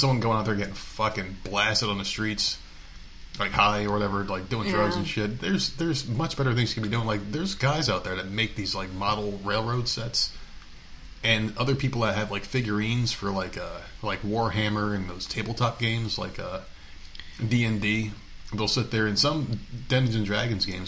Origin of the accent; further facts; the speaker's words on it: New Jersey, United States; I'm from Jersey. That's a special Northeast.